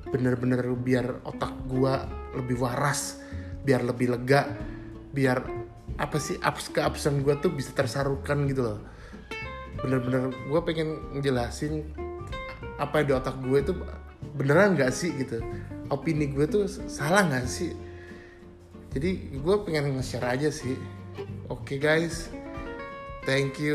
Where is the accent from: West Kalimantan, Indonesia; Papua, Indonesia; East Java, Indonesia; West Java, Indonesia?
East Java, Indonesia; Malang; gue dari Malang